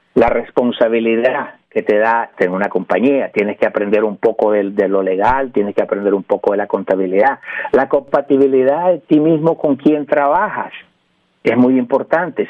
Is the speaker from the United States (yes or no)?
yes; New York, United States; also born or lived in Nicaragua / Puerto Rico; now in California, United States; Soy nicaragüense por gracia de Dios. Este, me crié en Nueva York, viví en Puerto Rico